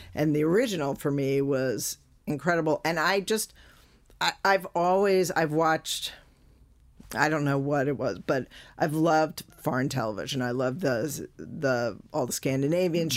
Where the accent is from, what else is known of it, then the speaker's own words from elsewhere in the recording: United States; as an American